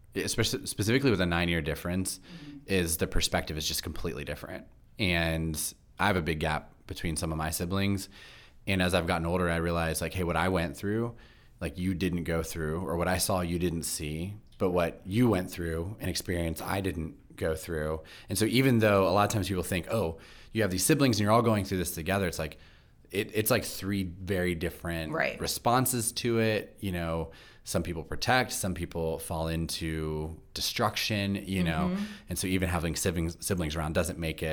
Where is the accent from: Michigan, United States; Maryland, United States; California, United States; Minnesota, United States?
Maryland, United States; Baltimore; specifically growing up in Baltimore was a very religious city for a very long time.